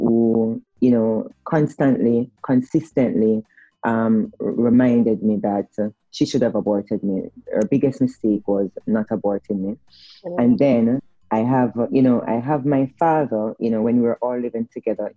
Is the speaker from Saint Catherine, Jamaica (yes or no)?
yes; Spanish Town, Saint Catherine, Jamaica; also born or lived in Kingston; I'm from Spanish Town, so I was born and bred in Spanish Town.